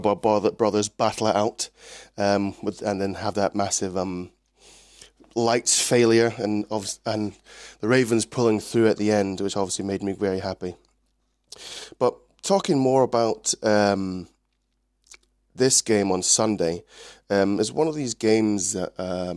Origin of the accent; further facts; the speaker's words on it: Scotland, United Kingdom; also born or lived in Clinton, Maryland, United States / Edinburgh; I was originally born in the States, but I've grown up in Scotland, currently living in Edinburgh